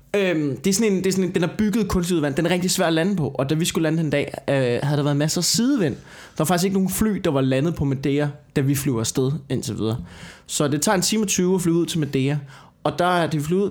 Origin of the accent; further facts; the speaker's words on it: Denmark; som dansker